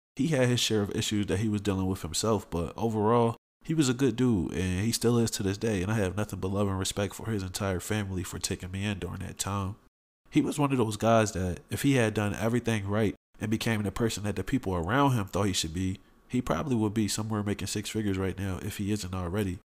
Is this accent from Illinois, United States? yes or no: no; Philadelphia, Pennsylvania, United States; I grew up in Southwest Philly